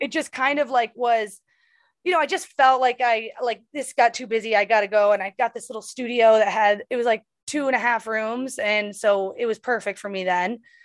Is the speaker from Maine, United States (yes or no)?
yes; Bangor, Maine, United States; moved away as an adult; also born or lived in Los Angeles, California; I'm going to my hometown